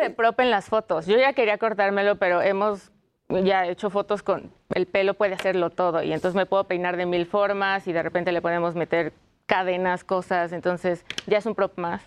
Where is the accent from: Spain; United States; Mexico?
Mexico; como mexicanos podemos tener este folclore